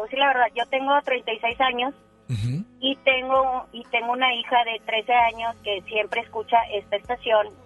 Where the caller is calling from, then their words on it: San Nicolás, Nuevo León, Mexico; Eh, mira, ahorita estoy aquí en San Nicolás, y estoy muy cerca de mi casa